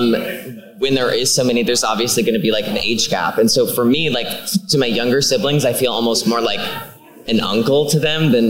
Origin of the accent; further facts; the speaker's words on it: Scranton, Pennsylvania, United States; in Scranton, we have Montage Mountain.